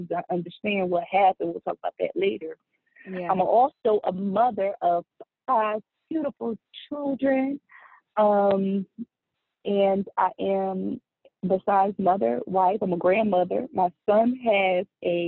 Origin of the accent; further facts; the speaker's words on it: Trenton, New Jersey, United States; moved away; I was born and raised in Trenton, New Jersey